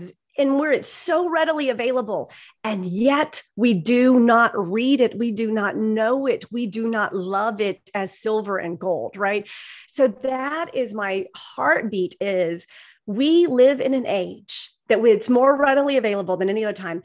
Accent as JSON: {"language": "English", "region": "the South", "country": "United States", "said": "I'm from the South"}